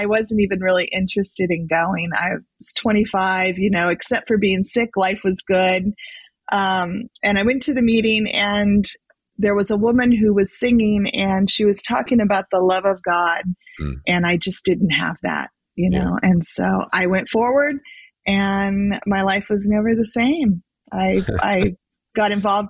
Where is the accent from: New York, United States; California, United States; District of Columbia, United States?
California, United States; I grew up in California. I've always lived in California.